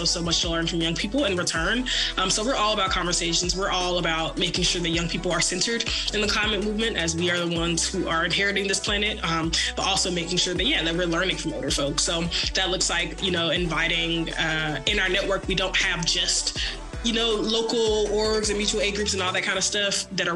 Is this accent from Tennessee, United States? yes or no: yes; Memphis, Tennessee, United States; moved away as an adult; now in Dallas, United States; I was born and raised in Memphis, so I am a Southerner through and through, but am currently based in Dallas, Texas